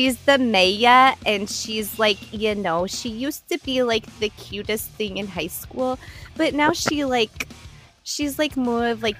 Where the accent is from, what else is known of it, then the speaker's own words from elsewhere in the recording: Wyoming, United States; moved away; also born or lived in Las Vegas, Nevada / Washington / Texas; I grew up in Wyoming